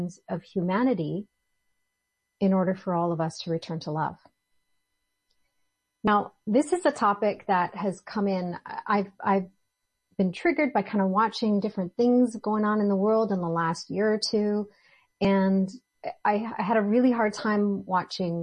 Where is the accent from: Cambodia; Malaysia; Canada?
Canada; Ontario; moved away; also born or lived in British Columbia; I grew up in Ontario, and Ontario in Canada, the province of Ontario